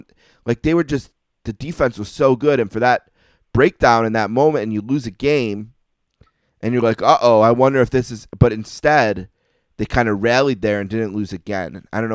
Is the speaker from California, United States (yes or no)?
no; Buffalo, New York, United States; when I was growing up in Buffalo